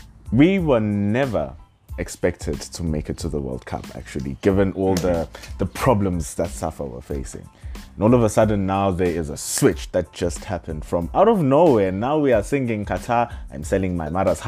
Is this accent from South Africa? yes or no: yes; South Africa; as just a South African